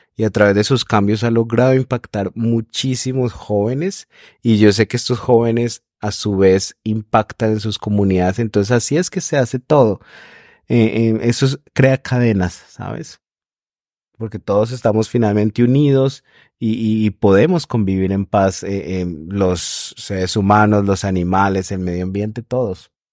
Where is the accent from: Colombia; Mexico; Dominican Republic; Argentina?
Colombia; esas tradiciones que tenemos los colombianos